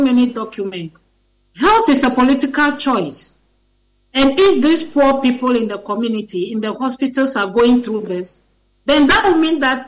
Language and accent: English; Ghana; I'm ashamed as a Ghanaian